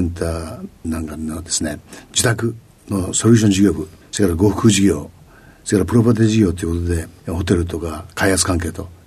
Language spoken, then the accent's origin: Japanese; Ageo, Saitama, Japan; えー、埼玉県の上尾市、